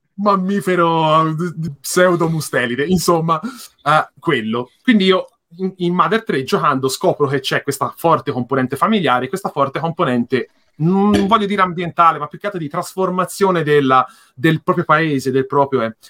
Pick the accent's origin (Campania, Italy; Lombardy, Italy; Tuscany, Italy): Tuscany, Italy; near the Mugello circuit; Io abito, ad esempio, in, ehm, qui vicino all'autodromo del Mugello